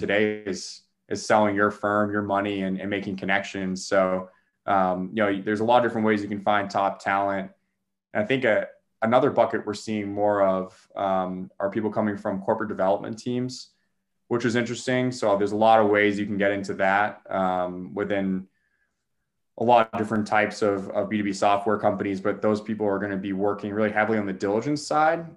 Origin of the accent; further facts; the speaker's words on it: Boston, Massachusetts, United States; also born or lived in New York; I'm from the Boston area